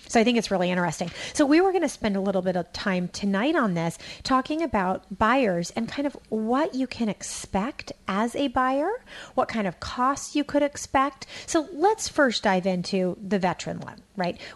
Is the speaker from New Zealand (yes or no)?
no; California, United States; I'm from Alameda County.